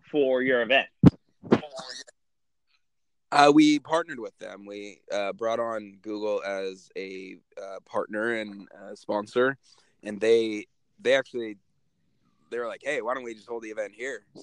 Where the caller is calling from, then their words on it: San Francisco, California, United States; I am in San Francisco, my man.